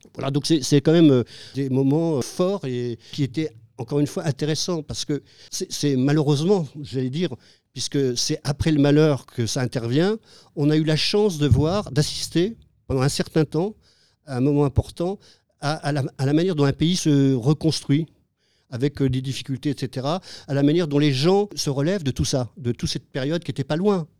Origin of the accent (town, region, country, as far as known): France; now in Cambodia